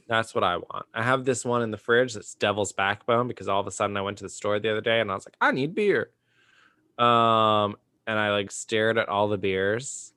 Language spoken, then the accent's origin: English; Austin, Texas, United States; growing up in Austin